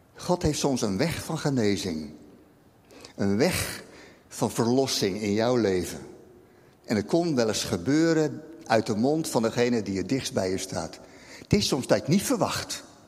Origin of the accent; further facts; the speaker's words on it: Rotterdam, South Holland, Netherlands; als Rotterdammer snap ik dat